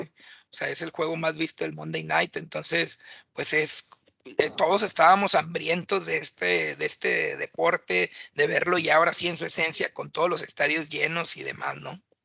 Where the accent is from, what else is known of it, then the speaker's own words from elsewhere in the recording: Mexico; uno como mexicano